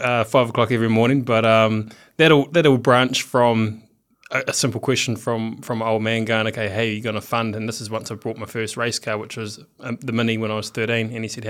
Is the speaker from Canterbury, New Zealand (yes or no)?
yes; Geraldine, Canterbury, New Zealand; I think that's what actually helped me, coming out of a small country town. Yep. So, grew up on a farm.